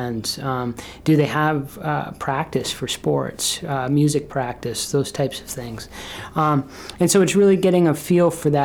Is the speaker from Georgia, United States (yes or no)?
no; Burlington, Vermont, United States; moved away as an adult; now in Brunswick, United States; I grew up in Burlington, Vermont